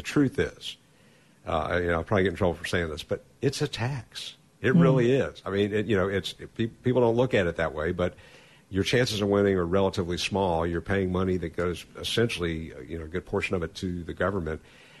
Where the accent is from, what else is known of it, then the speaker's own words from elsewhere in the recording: Georgia, United States; also born or lived in Florida; now in Mississippi, United States; I know that I was born in Georgia, and I've had members of my family benefit from the education provided in part by the money from the Georgia Lottery. I lived in Florida.